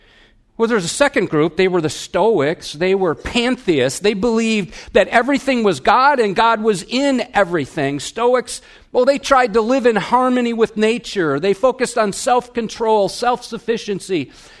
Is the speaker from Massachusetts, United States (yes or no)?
no; Wisconsin, United States; I'm from Wisconsin. We have bubblers, but this is a babbler.